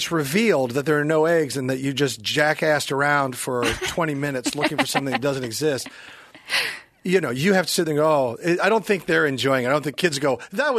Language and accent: English; Kansas City, Missouri, United States; Loaded Vodka, which is made in my hometown of Kansas City